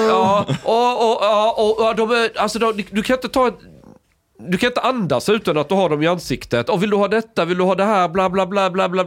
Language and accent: Swedish; Sweden; jag är från Sverige